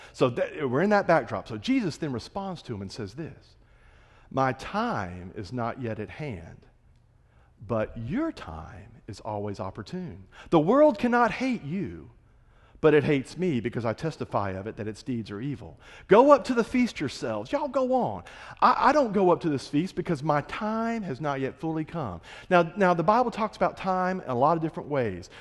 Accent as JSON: {"language": "English", "region": "Florida Panhandle", "country": "United States", "moved": "yes", "said": "I'm from the Florida Panhandle"}